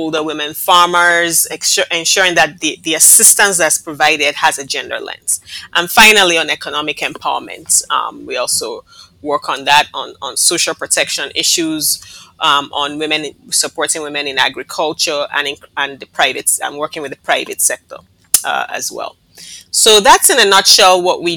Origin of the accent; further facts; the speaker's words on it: Nigeria; now in Barbados; I was born and raised in Nigeria of a Barbadian mother and a Nigerian father